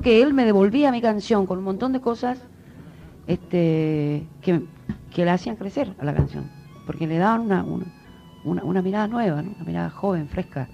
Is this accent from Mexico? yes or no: no; Corrientes, Argentina; yo soy correntina de nacimiento. Y en, en mi provincia, de hecho, sabemos, eh, se habla el guaraní